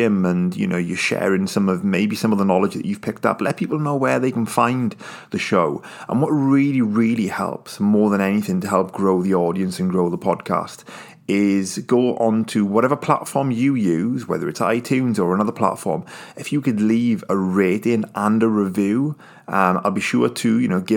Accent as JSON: {"language": "English", "country": "United Kingdom", "said": "I'm British"}